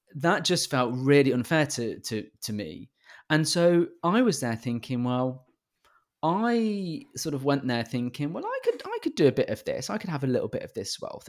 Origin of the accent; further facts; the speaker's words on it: United Kingdom; I'm British